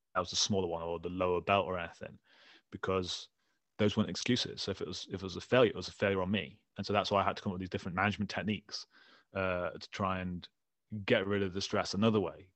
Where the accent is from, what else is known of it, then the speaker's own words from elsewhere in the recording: England, United Kingdom; I'm from England